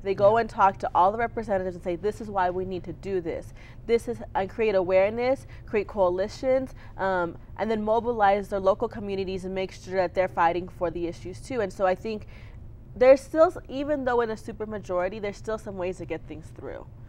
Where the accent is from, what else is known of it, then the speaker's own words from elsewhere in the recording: Clint, Texas, United States; also born or lived in Austin, Texas; I grew up in Clint, Texas, which is a little bit outside of El Paso